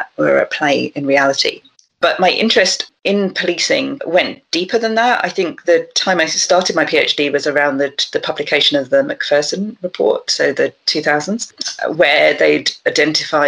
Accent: London, United Kingdom; I grew up in South London, so with somewhere with a very long tradition of concerns around disproportionate policing

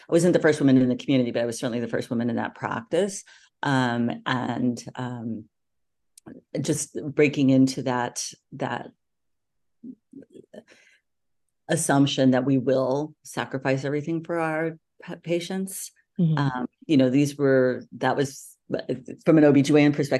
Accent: Santa Barbara, California, United States; moved away as an adult; now in Boston, United States; we had actually moved to my hometown, Santa Barbara

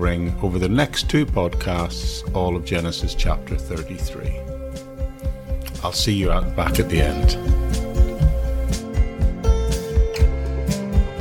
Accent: Northern Ireland, United Kingdom; an area near where I grew up in Northern Ireland

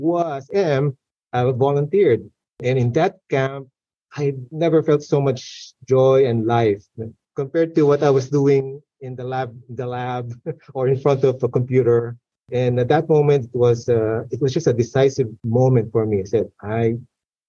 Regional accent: Philippines; moved away as an adult; I grew up in the Philippines

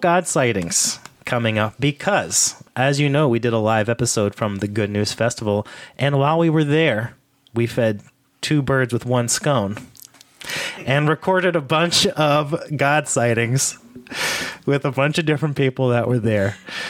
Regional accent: Caldwell, New Jersey, United States; I grew up in New Jersey.

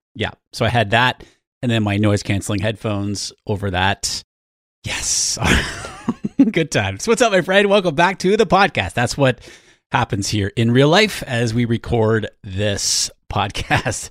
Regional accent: New Hampshire, United States; I grew up in New Hampshire. My mom is still in New Hampshire in the same house that I grew up

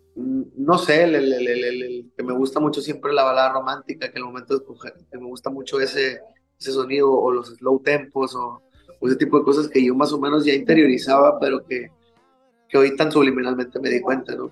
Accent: Hermosillo, Sonora, Mexico; soy muy así de mi tierra, soy muy de Hermosillo

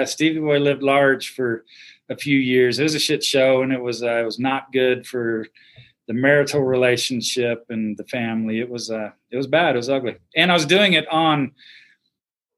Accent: Houston, Texas, United States; I grew up in Houston, and so, you know, city kid, big city

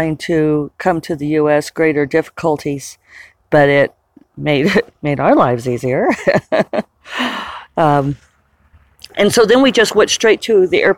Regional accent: United States; an American citizen

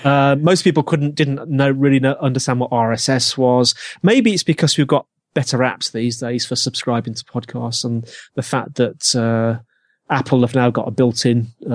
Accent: Birmingham, West Midlands, United Kingdom; accent: Brummie; No, you can hear my Brummie accent. That does come out from time to time.

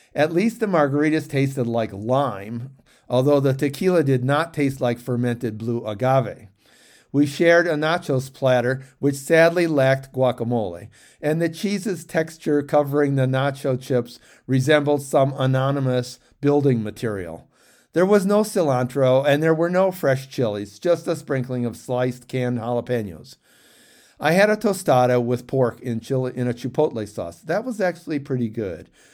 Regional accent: St. Clair Shores, Michigan, United States; I grew up in Saint Clair Shores, a suburb of Detroit

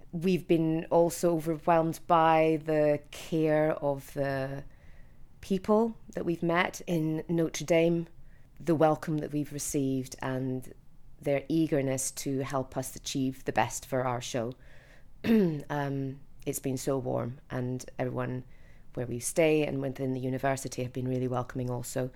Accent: Edinburgh, Scotland, United Kingdom; I'm from Edinburgh in Scotland.

